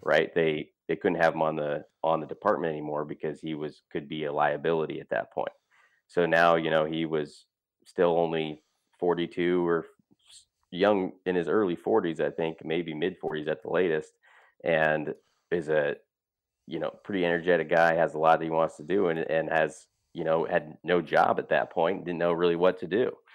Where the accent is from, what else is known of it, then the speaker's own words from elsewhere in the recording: Great Falls, Montana, United States; moved away as an adult; also born or lived in Whitefish, Montana; now in Iowa, United States; Easton and I grew up in Montana